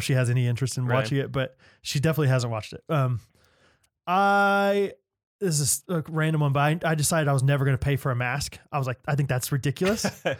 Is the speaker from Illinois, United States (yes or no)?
no; Texas, United States; those are the only two condiments I use because I'm from Texas and I love ketchup.